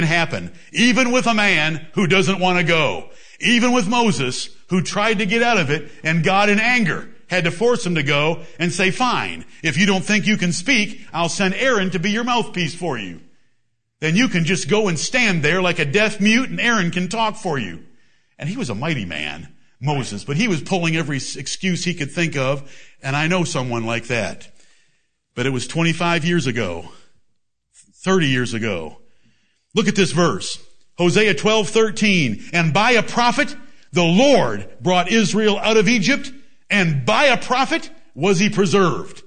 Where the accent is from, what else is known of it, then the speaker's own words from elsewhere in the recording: England, United Kingdom; I am English